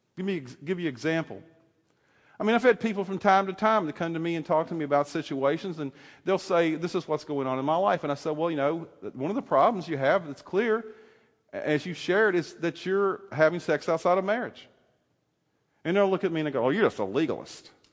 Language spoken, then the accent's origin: English; the South, United States; I grew up in the South